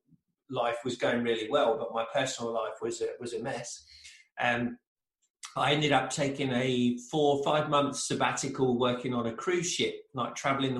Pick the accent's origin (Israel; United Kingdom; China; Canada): United Kingdom; England; moved away as an adult; now in United States; originally I'm from England, in case people haven't picked up on the accent, but from England.